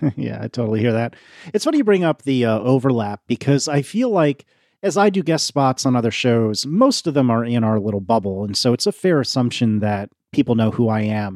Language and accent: English; the New York area, United States; I grew up in the New York area